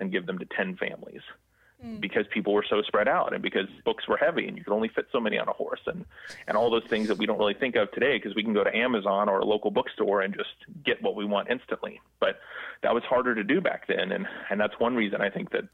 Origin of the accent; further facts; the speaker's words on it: Indiana, United States; I'm from Indiana